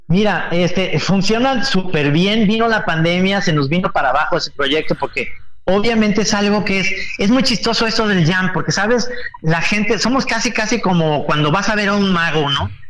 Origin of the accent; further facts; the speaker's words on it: Mexico; Yo creo que este país está, somos todos los mexicanos, somos clasistas, racistas, homófobos